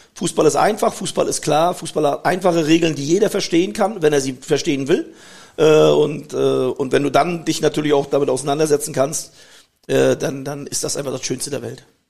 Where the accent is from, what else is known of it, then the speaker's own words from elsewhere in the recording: Germany; Ich bin in der DDR groß geworden, das hat mir sehr, sehr viel gebracht